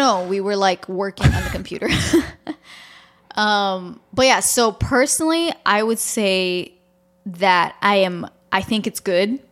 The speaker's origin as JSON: {"language": "English", "town": "Toronto", "region": "Ontario", "country": "Canada", "tie": "born or raised there", "moved": "yes", "said": "I grew up in Toronto, I was there for a long time"}